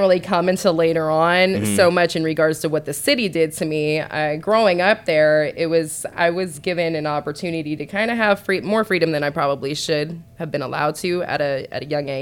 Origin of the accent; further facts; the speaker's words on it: Boulder City, Nevada, United States; moved away as an adult; also born or lived in Henderson, Nevada / Las Vegas, Nevada; now in Atlanta, United States; I actually grew up in a small city for the first like 10, 11 years of my life called Boulder City